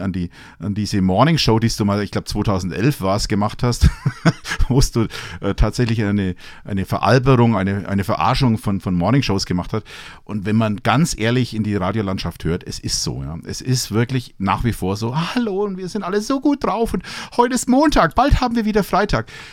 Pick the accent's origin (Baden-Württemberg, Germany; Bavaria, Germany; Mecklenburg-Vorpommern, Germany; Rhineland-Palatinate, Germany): Bavaria, Germany; Franconia / Upper Palatinate; wir vielleicht als, als Franken, als Oberpfälzer